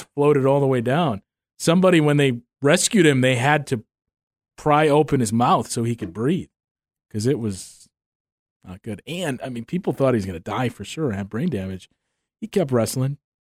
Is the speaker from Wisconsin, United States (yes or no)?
yes; Waukesha, Wisconsin, United States; my hometown of Waukesha